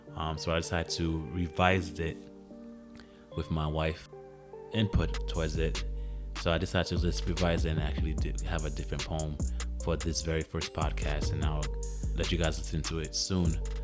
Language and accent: English; Haiti; my nationality is, is Haitian. So my father was born in Haiti and I was born in Haiti